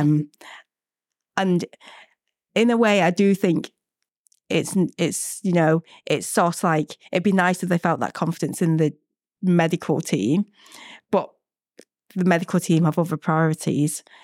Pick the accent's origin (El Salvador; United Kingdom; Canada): United Kingdom; Manchester, North West England; moved away as an adult; also born or lived in Vietnam; now in London, United Kingdom; I grew up in Manchester